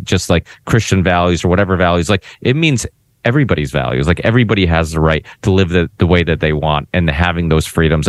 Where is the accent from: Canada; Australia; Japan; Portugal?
Portugal; now in United States; I'm proud of being Portuguese. I was born in Portugal